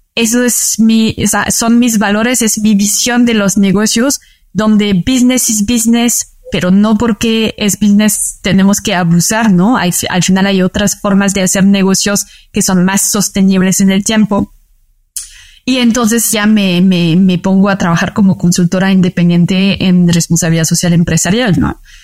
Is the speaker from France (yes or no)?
yes; France; Spanish is a second language; moved away as an adult; also born or lived in Paris; now in Mexico City, Mexico; Yo nací en París, pero luego toda mi vida viví eh, cerca del mar